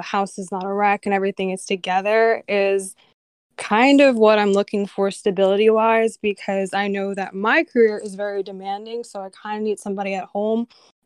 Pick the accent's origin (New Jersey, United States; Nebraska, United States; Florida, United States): New Jersey, United States; I am from New Jersey